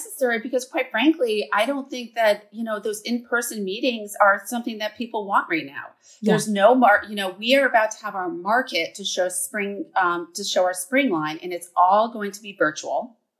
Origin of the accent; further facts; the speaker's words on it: Vermont, United States; also born or lived in New York City; I'm moving back to my home state of Vermont. I'm a fourth generation Vermonter.